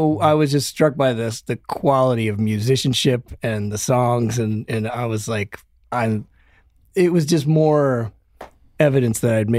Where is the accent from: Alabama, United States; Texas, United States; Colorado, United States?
Colorado, United States; Denver; I came from Denver and I came up through the bars